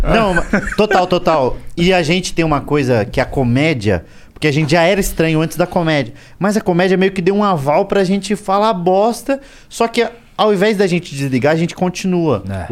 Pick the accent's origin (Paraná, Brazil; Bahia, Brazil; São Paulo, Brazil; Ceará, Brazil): Paraná, Brazil; Pinhais; moved away; also born or lived in Curitiba; Eu morava, sou de, de Curi, nasci em Curitiba, mas morava em Pinhais